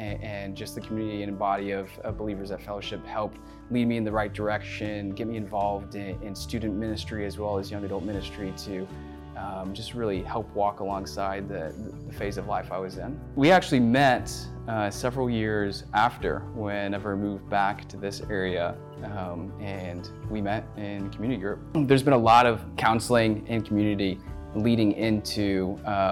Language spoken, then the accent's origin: English; Dallas, Texas, United States; also born or lived in Arkansas; I grew up in the Dallas, Texas area